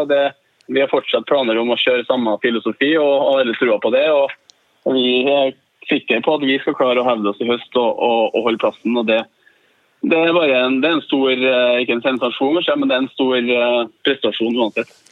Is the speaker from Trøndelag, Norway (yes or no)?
yes; Trøndelag, Norway; vi er ydmyke, vi trønderne